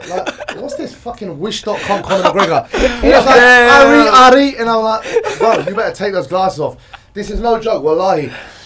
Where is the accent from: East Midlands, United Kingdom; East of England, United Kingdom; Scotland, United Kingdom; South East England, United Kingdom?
East of England, United Kingdom; Essex; I'm from Essex in UK